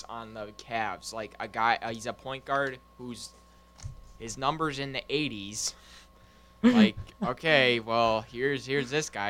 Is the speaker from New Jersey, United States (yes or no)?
no; New York City, New York, United States; I'm from the Bronx.